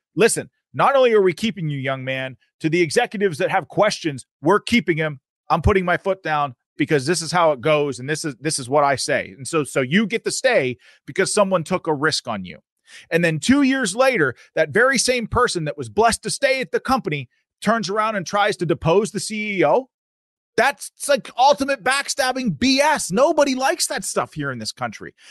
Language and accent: English; Pennsylvania, United States; I'm from Pennsylvania